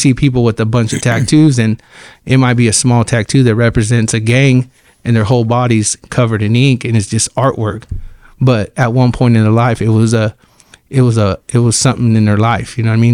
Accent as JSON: {"language": "English", "town": "Fresno", "region": "California", "country": "United States", "tie": "born or raised there", "said": "I grew up here in Fresno on, on Divis Zero and, and, um, and M Street."}